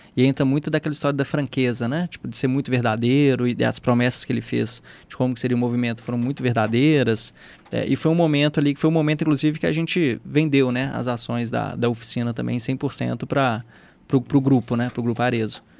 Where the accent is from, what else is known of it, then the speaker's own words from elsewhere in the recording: Minas Gerais, Brazil; accent: mineiro; o mineiro é um pouco disso, até porque o nosso sotaque, ele é muito óbvio